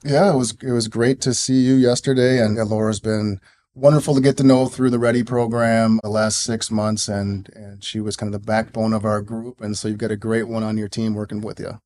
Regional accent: Minneapolis, Minnesota, United States; I grew up in the Twin Cities, went to Richfield High School

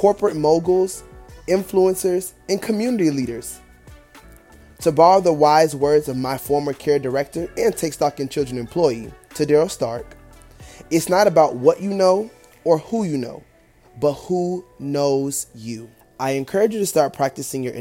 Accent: Ocala, Florida, United States; I am from Ocala, Florida, a small city, but it's the horse capital of the world, and I take pride in my upbringing, our culture in that city

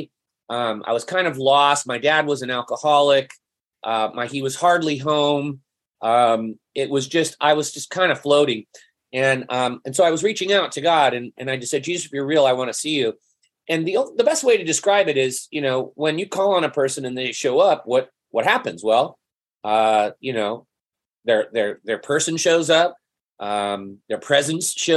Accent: San Jose, California, United States; also born or lived in Cupertino, California; I grew up in West San Jose, Cupertino. I'm a native Californian

